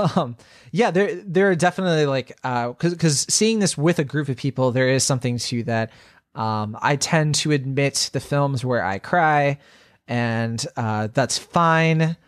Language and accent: English; Virginia, United States; I grew up in Virginia